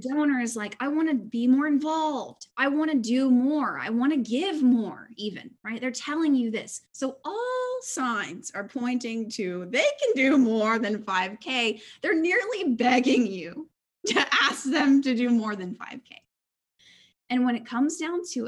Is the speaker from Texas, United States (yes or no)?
yes; Houston, Texas, United States; I was born in 1987 in Houston, Texas, to two amazing parents and into a church community